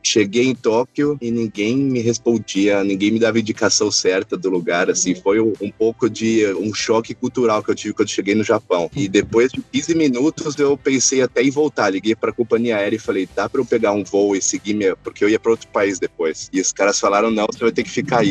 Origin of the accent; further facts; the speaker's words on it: São Paulo, Brazil; moved away as an adult; now in Vancouver, Canada; nasci e cresci em São Paulo, cresci na região de Alphaville, um pouco afastado de São Paulo